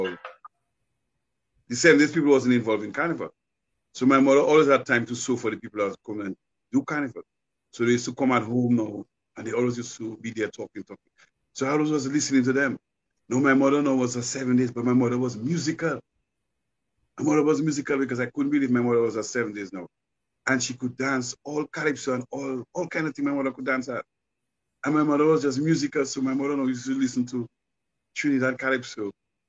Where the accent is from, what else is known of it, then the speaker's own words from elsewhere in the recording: Goodwill, Saint George, Dominica; moved away as an adult; now in United States; I'm a man from Dominica, born in Goodwill, grew up in Goodwill by the Savannah